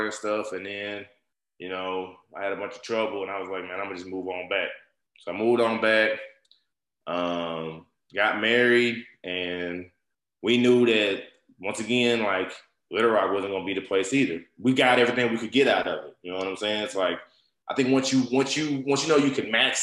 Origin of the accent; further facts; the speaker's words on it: Jonesboro, Arkansas, United States; moved away as an adult; also born or lived in California / Conway, Arkansas; now in Texas, United States; I'm from Jonesboro, Arkansas